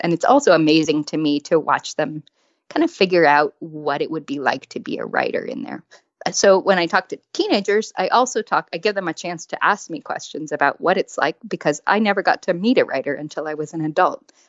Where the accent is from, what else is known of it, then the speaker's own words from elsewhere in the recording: West Coast, United States; I grew up on the West Coast